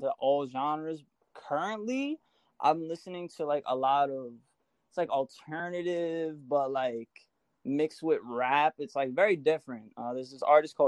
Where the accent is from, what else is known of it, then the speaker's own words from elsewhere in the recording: Long Island, New York, United States; I'm from Long Island